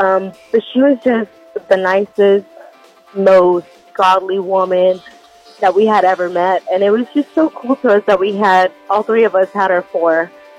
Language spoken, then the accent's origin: English; Oxford, Alabama, United States; now in Boaz, United States; I live in Boaz, but I grew up in Oxford. So I went to Oxford.